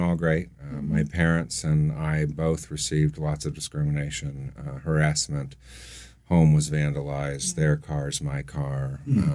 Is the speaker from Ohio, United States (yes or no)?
yes; Upper Arlington, Ohio, United States; I grew up in Upper Arlington